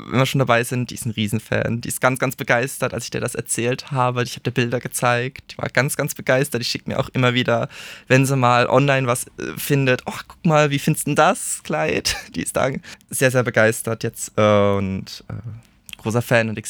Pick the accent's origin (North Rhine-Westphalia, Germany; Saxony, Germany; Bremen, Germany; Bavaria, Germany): Bavaria, Germany; Würzburg; Ja, also ich komme aus Würzburg, ich habe da meine kleine links-grün versiffte Bubble, muss ich sagen.